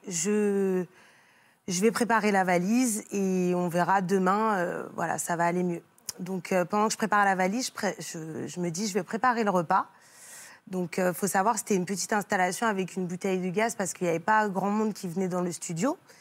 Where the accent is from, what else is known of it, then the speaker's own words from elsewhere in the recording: Île-de-France, France; on vient de l'Île-de-France